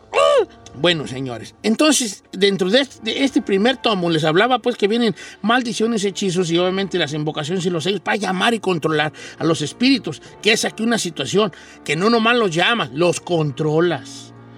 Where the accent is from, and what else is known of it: Mexico; moved away